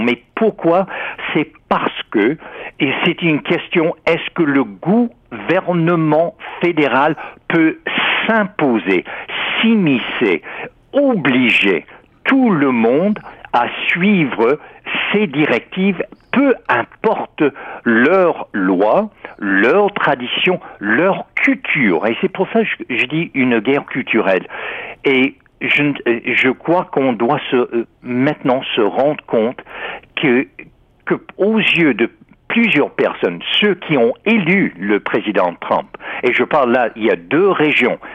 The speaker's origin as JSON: {"language": "French", "country": "United States", "said": "en tant qu'historien, en tant qu'Américain"}